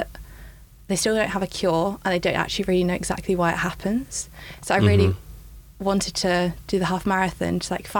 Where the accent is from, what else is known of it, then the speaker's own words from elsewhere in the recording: Essex, East of England, United Kingdom; also born or lived in Manchester; I grew up in Essex